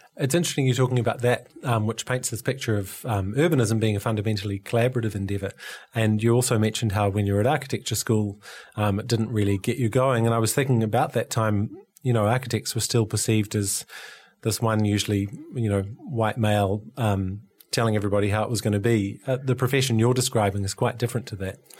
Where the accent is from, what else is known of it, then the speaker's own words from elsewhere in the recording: near Hastings, Hawke's Bay, New Zealand; when I was a kid, I grew up near Hastings